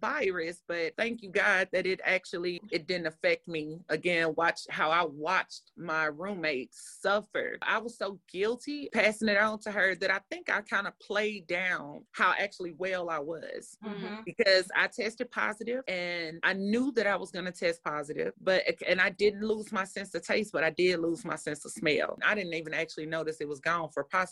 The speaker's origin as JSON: {"language": "English", "town": "St. Louis", "region": "Missouri", "country": "United States", "said": "I'm from St. Louis"}